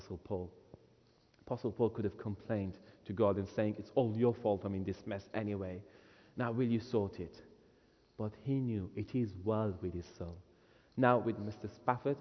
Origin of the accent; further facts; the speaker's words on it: Iran; moved away; I was born in Iran, grew up there, came to Christ there